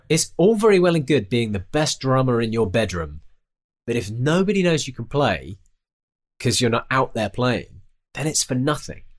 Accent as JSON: {"language": "English", "country": "United Kingdom", "said": "it's very different in the United Kingdom. We're very, uh, we're very British about it all"}